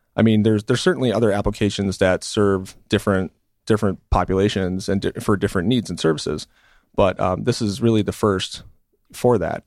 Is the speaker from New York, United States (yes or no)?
no; Milwaukee, Wisconsin, United States; also born or lived in California; I grew up in Milwaukee as well